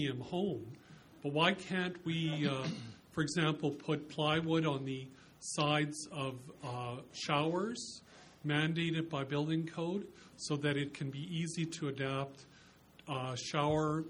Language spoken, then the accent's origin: English; Lethbridge, Alberta, Canada; moved away; I grew up in Lethbridge